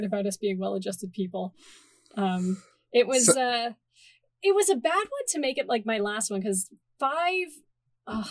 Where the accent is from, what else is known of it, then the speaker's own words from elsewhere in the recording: Timmins, Ontario, Canada; my hometown theater because I lived in Timmins, Ontario